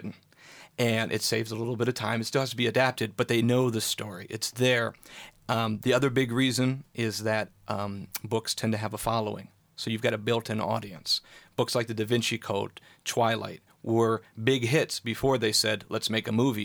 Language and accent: English; Okemos, Michigan, United States; moved away as an adult; now in Los Angeles, United States; I grew up just outside of MSU here at Okemos